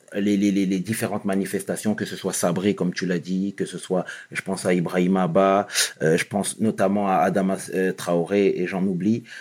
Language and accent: French; Sarcelles, Île-de-France, France; je viens de Sarcelles